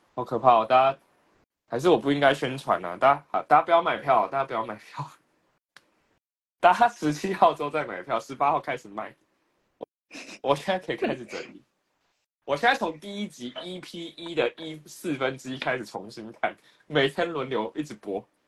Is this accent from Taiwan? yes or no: yes; Taiwan; 我们在台湾自己开一个自己的中印厂